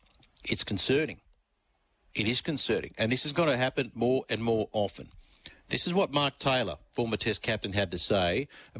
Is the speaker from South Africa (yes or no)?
yes; South Africa; born or raised there